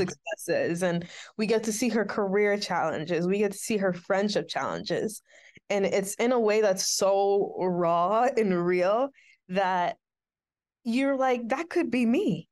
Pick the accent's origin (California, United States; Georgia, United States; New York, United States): New York, United States; Syracuse; I was a kid from Syracuse with an iPad and a dream